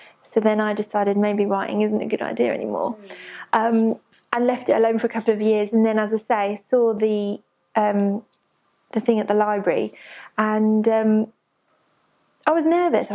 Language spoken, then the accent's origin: English; Peterborough, East of England, United Kingdom; moved away as an adult; now in Barking, United Kingdom; I'm originally from Peterborough, but I've lived in Barking the last 6 years